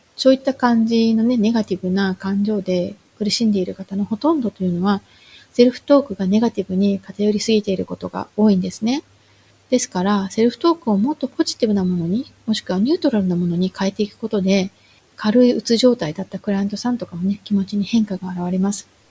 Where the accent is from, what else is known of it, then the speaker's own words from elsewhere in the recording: Japan; moved away; 私の実家は周りは田んぼとか畑ばかりの田舎なんですけれども